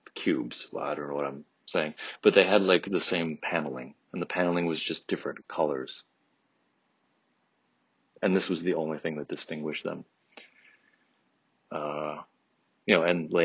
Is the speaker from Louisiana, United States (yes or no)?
no; Troy, Michigan, United States; I grew up in Troy, which definitely has, I grew up in a very nice, very big house